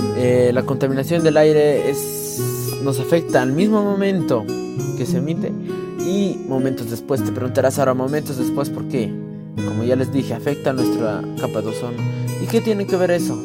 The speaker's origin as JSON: {"language": "Spanish", "country": "Peru", "said": "En mi país"}